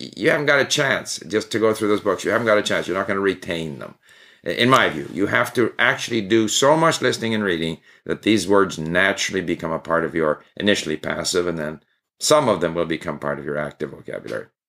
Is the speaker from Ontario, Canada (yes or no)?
no; Montreal, Quebec, Canada; also born or lived in Sweden; I was actually born in Sweden, and at the age of five, my family moved to Canada. So I promptly forgot my Swedish and only spoke English. We spoke English at home. But, and I grew up in Montreal